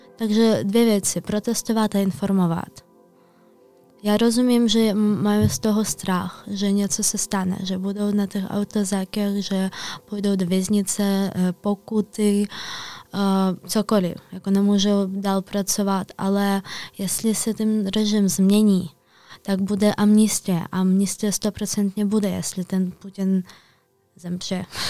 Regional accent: Kyiv, Ukraine; Czech is a second language; moved away as an adult; now in Prague, Czech Republic; já jsem se narodila v Kijevě

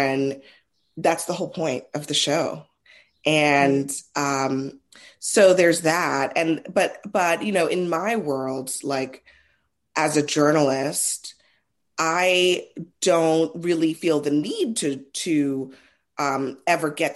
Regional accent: Trinidad & Tobago; I'm Trinidadian.

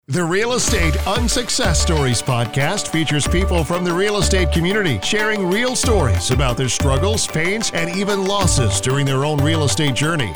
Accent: Florence, South Carolina, United States; now in Charleston, United States; Originally from uh, Florence, South Carolina. Now living here in Charleston

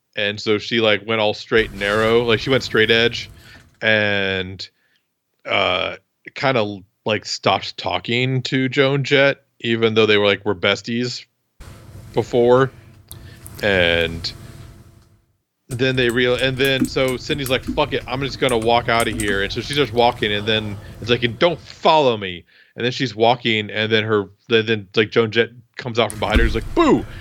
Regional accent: Iowa, United States; I'm from Iowa

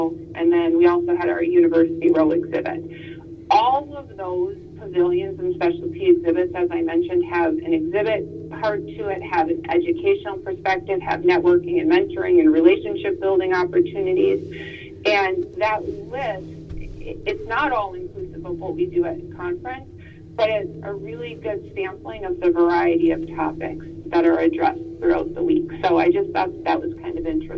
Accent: Minnesota, United States; moved away; I'm from Minnesota

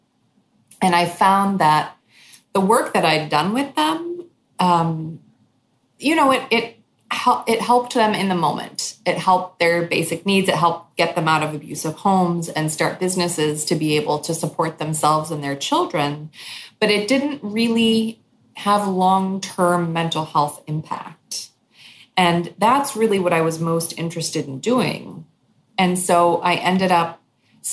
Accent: New York, United States; moved away as an adult; also born or lived in East Timor; my hometown, New York

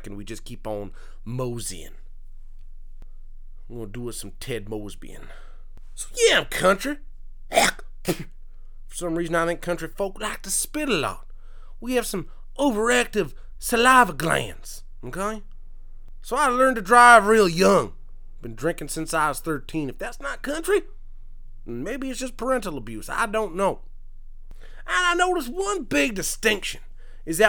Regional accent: Quebec, Canada; born or raised there

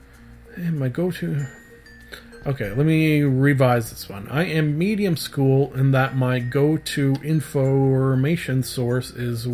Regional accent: Canada; I am a Canadian, so of course I am upset about the recent hike in my dog sled and igloo insurance.

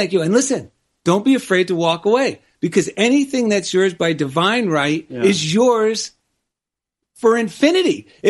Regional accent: New Jersey, United States; now in Culver City, United States; I grew up in New Jersey

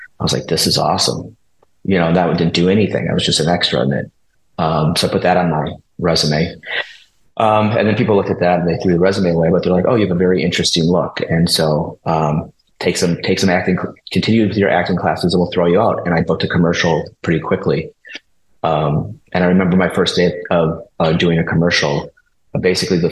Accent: Minnesota, United States; moved away as an adult; now in Los Angeles, United States; I'm from Minnesota. I wanted to get out of the Midwest

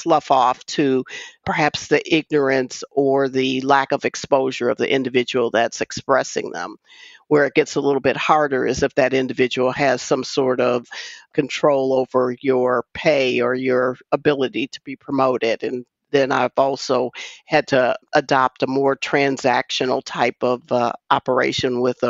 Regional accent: Wisconsin, United States; I grew up in Wisconsin.

